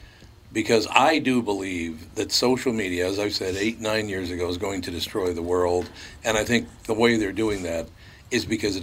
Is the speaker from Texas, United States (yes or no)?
no; Long Prairie, Minnesota, United States; born there; even though I was born in Long Prairie, Minnesota, I'm just grateful that I wasn't born in Somalia.